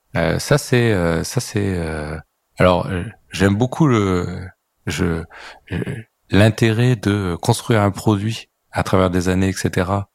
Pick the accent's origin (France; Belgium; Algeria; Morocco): France; on est français